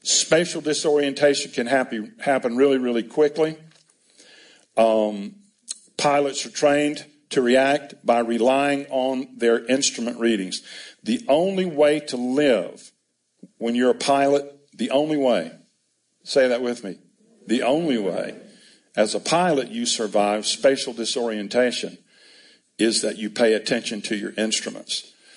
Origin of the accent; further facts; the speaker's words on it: United States; I'm an American